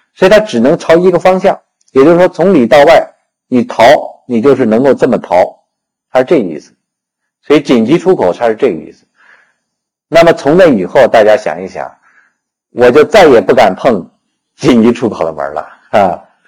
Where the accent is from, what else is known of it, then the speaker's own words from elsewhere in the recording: China; 我们中国人